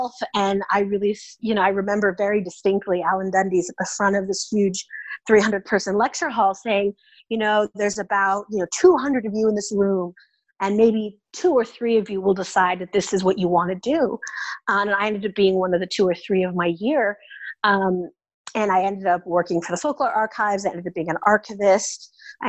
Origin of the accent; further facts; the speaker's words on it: Oakland, California, United States; So I'm originally from the San Francisco Bay Area. I grew up in Oakland, California.